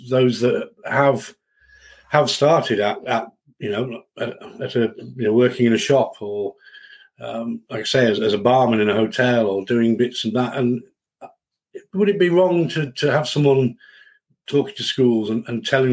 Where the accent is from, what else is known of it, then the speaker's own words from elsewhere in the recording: Settle, Yorkshire and the Humber, United Kingdom; moved away; also born or lived in Leeds area; I was brought up in the Yorkshire Dales in a lovely town called Settle.